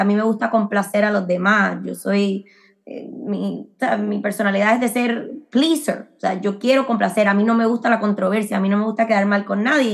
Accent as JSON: {"language": "Spanish", "country": "Puerto Rico", "tie": "born or raised there", "also_born_or_lived": "Medford, Massachusetts / Miami", "moved": "as an adult", "lives_now": "Orlando, United States", "said": "yo nací en Puerto Rico, eh, pero como he mencionado antes, me crié eh, también como en una burbuja medio cubana, porque mi papá es cubano"}